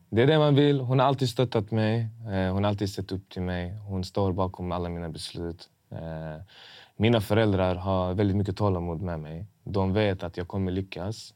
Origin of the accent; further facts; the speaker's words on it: Malmö, Skåne, Sweden; accent: importig dialekt; Min dialekt var annorlunda. Jag hade lite så här importig dialekt. Även, om jag, även om jag är född här